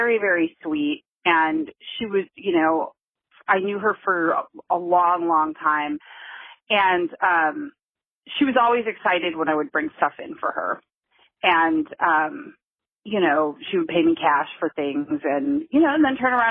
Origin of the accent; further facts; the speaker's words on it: Detroit, Michigan, United States; now in Oakland, United States; I was born and raised in Detroit, and I currently live in Oakland, California